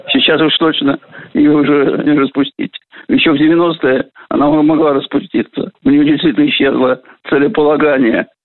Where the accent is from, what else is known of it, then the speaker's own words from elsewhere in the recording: Russia; Тем более, что этнически я не русский. Я россиянин, гражданин России, и, конечно, русский по культуре.